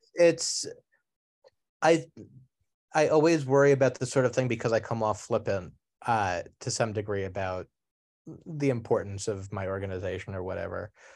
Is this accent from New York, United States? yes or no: yes; New York City, New York, United States; inner city New York City, where you know I grew up in in Queens